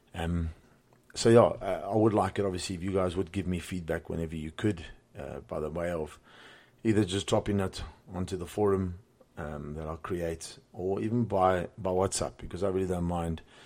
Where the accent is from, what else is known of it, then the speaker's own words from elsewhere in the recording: Cape Town, Western Cape, South Africa; moved away as an adult; also born or lived in Johannesburg; born and raised in Cape Town. Grew up there